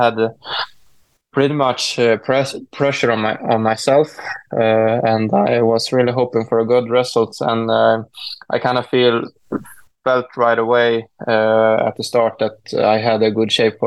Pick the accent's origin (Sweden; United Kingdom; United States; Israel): Sweden; I'm a skier from Sweden